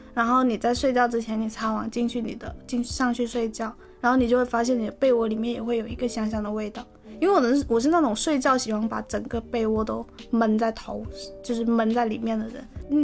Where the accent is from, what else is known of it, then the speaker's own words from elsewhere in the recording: Guangdong, China; 这里是气温二十一度的广州冬日分会场